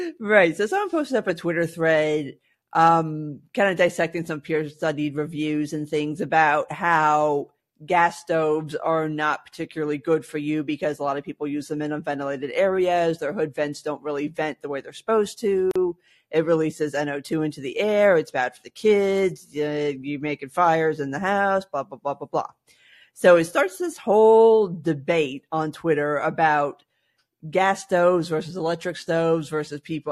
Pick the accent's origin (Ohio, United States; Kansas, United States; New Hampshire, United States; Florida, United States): Florida, United States; South; growing up in South Florida, gas appliances were basically not a thing